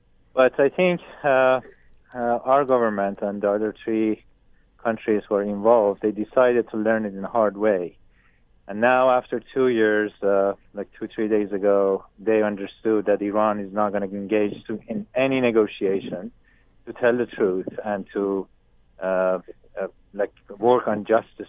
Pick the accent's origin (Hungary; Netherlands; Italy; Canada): Canada; English is a second language; as a Canadian, now I have to work with Ukrainian prosecutor office to move this criminal case forward.